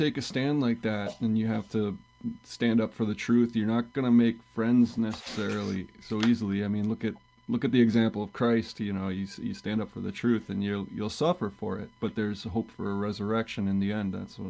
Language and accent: English; northwestern Wisconsin, United States; I'm from Wisconsin, northwestern Wisconsin, near Superior in Duluth and Minneapolis, St. Paul